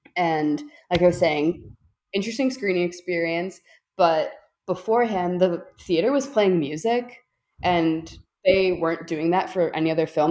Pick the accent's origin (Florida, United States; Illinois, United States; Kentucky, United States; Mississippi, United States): Illinois, United States; Chicago; I'm from Chicago